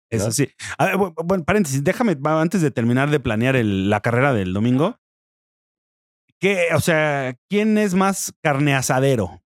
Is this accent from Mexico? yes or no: yes; Mexico City, Mexico; yo soy oriundo de la Ciudad de México